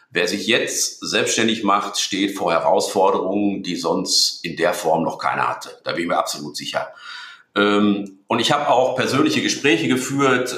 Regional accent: Dortmund, North Rhine-Westphalia, Germany; ich bin in Dortmund geboren. ich bin Dortmunder. Ich bin typischer Ruhrgebietsmensch. Ich bin Westfale.

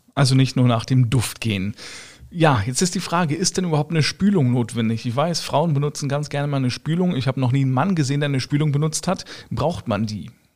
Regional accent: Germany; ich komme jetzt aus Deutschland, ja, mein äh, Schwager auch

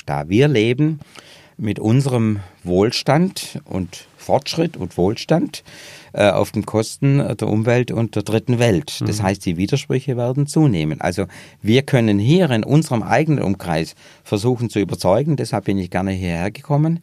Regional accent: Upper Swabia, Baden-Württemberg, Germany; Ich bin in Oberschwaben geboren

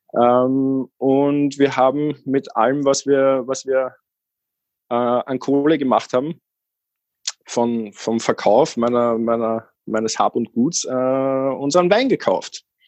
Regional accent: Austria; moved away as an adult; also born or lived in Vienna; Ich bin aus Österreich

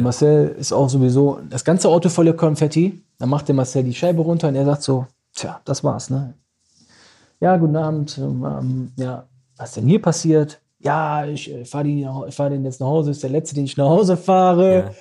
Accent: Düsseldorf, North Rhine-Westphalia, Germany; da wo ich aufgewachsen bin

